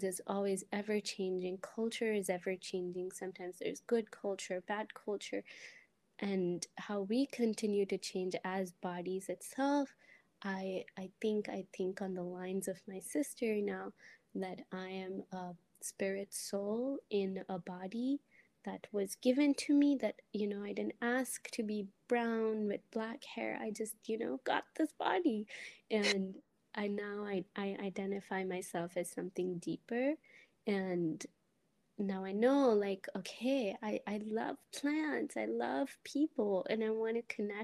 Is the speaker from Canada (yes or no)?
no; India; first language Telugu; English is a second language; moved away as an adult; now in United States; I'm from India